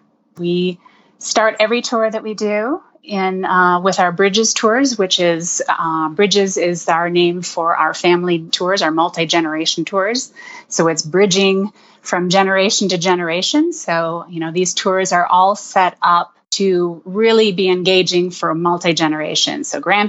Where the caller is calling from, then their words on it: Denver, Colorado, United States; I am in Denver, Colorado.